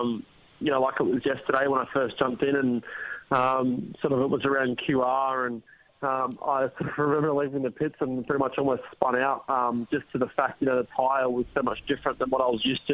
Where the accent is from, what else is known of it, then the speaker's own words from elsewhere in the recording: Australia; being Australian